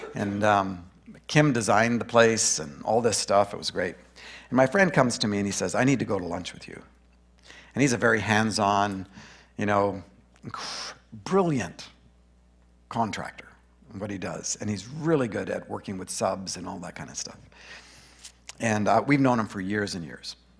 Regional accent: Grand Prairie, Alberta, Canada; also born or lived in Boring, Oregon; now in Brush Prairie, United States; I was born in Grand Prairie, Alberta.

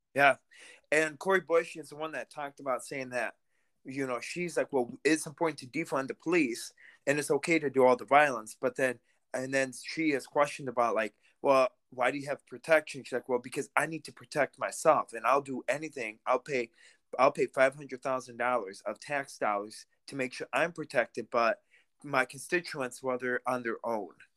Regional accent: Russia; now in United States; I'm Russian-American, because I was born in Russia

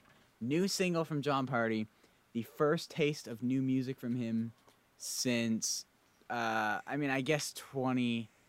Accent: Canada; It's a great time up here, I promise you.

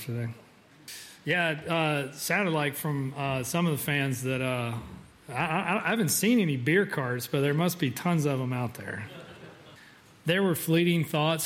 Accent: Georgia, United States; growing up in Georgia

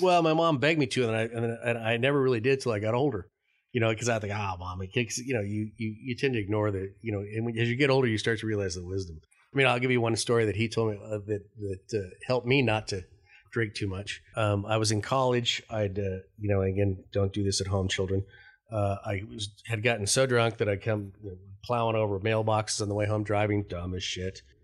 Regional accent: Denver, Colorado, United States; I grew up in Denver, Colorado.

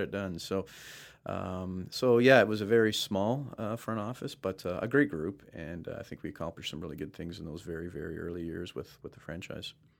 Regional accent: Brampton, Ontario, Canada; also born or lived in Florida; now in Toronto, Canada; my hometown

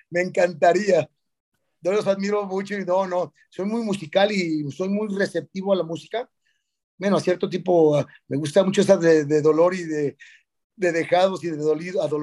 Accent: Ciudad Juárez, Chihuahua, Mexico; Yo soy de Ciudad Juárez.

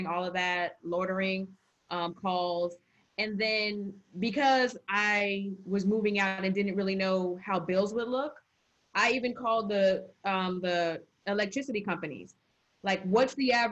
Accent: Arizona, United States; moved away as an adult; also born or lived in North Carolina; I went to college in North Carolina and I'm from Arizona

